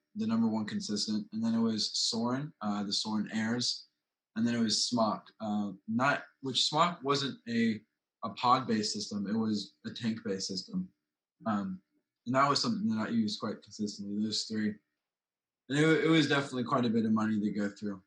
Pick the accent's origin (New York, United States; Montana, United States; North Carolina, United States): North Carolina, United States; High Point; I'm 17 years old and I'm from High Point, North Carolina